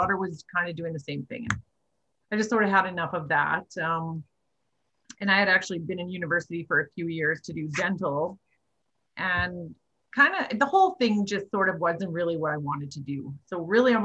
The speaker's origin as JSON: {"language": "English", "town": "Faust", "region": "Alberta", "country": "Canada", "tie": "born or raised there", "also_born_or_lived": "High Prairie", "said": "I was actually born in High Prairie and I grew up in Faust"}